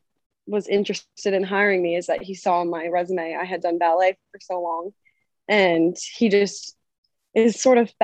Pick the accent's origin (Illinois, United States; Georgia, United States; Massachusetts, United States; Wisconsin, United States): Massachusetts, United States; moved away as an adult; now in New Jersey, United States; from Massachusetts, but I now am a Jersey girl